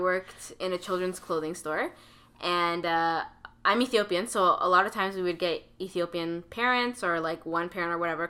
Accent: Canada; I was born here in Canada.

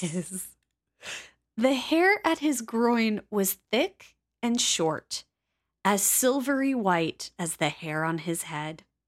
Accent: Midwest, United States; as a Midwesterner

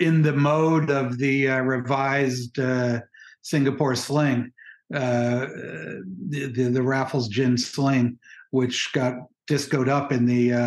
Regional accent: New York, United States; I'm from New York

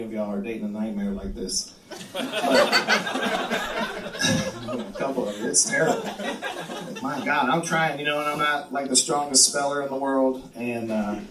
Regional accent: Texas, United States; moved away; I am from the great state of Texas

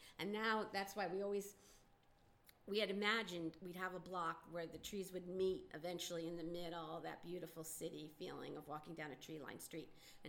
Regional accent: Connecticut, United States; also born or lived in Greenpoint, Brooklyn; now in New York City, United States; Me in Connecticut.

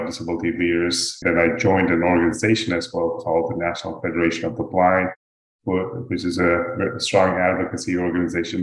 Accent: Dubai, United Arab Emirates; moved away as an adult; also born or lived in India; now in United States; I'm originally from India. I grew up in Dubai, and then I came to the US

